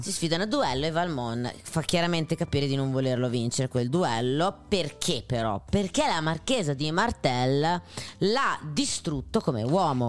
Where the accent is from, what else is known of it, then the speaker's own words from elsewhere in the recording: Emilia-Romagna, Italy; Sono romagnola